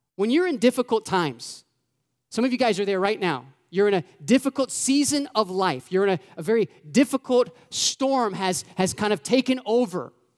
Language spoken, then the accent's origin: English; Florida, United States; now in Indiana, United States; I'm from Florida